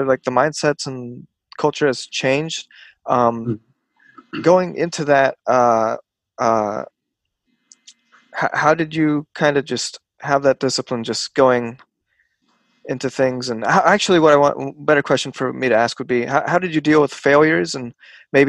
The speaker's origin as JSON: {"language": "English", "town": "San Francisco", "region": "California", "country": "United States", "said": "I'm from Silicon Valley, right? Or I'm from San Francisco, rather"}